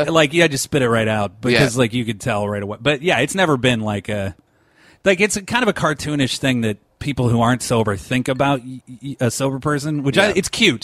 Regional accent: Seattle, Washington, United States; I'm from Seattle over here. Grew up, born and raised.

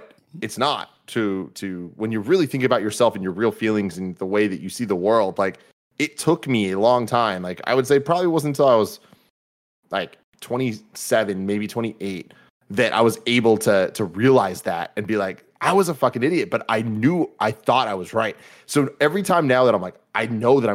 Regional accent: San Francisco, California, United States; I've been born and raised in San Francisco

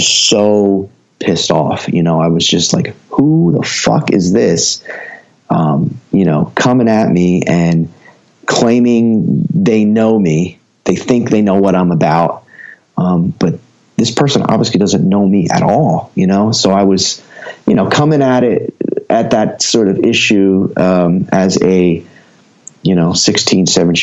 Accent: Ewing Township, New Jersey, United States; also born or lived in Trenton, New Jersey / Lawrenceville, New Jersey; born in Trenton, and grew up in Ewing Township, which was just a suburb of Trenton

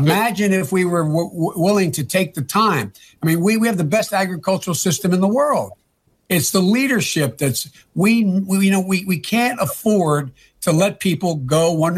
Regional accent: Pennsylvania, United States; I'm from Pennsylvania.

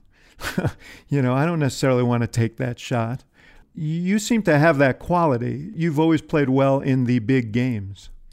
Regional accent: Chicago, Illinois, United States; I'm a Chicagoan

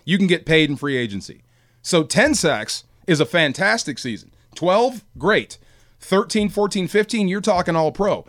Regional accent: Bay Area, California, United States; I grew up in the Bay Area

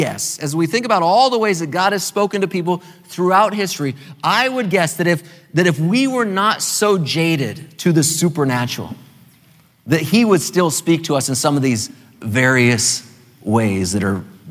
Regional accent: California, United States; now in Maryland, United States; as a Californian, originally a Californian, I'm a Marylander now, but originally a Californian

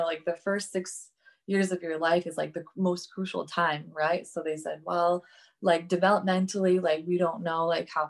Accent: Saint Petersburg, Russia; moved away; I grew up in St. Petersburg, Russia, with spina bifida

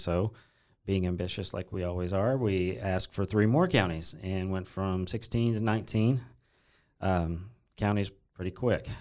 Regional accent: Corsicana, Texas, United States; I grew up in Corsicana, Texas, uh, just right down the road uh, where I currently live with my wife and kids

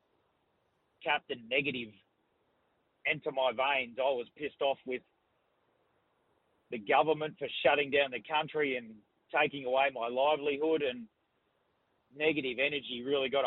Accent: Brisbane, Queensland, Australia; being from Brisbane

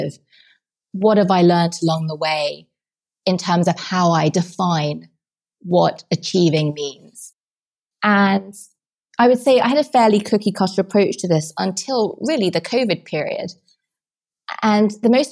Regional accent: England, United Kingdom; moved away as an adult; now in New York, United States; being English

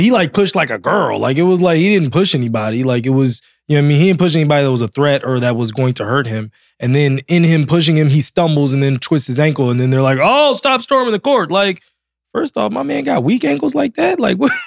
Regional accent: Silver Spring, Maryland, United States; I'm from Silver Spring.

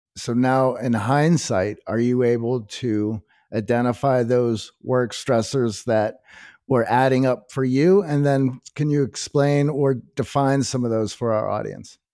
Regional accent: Midwest, United States; growing up in the Midwest and having factory dads

